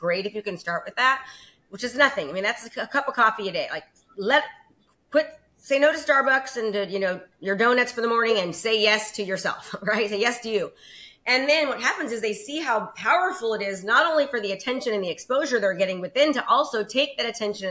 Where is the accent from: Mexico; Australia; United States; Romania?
United States; Concord, California; also born or lived in Antioch, California / Brentwood, California; now in Discovery Bay, United States; In the Bay Area. I was raised in Concord, California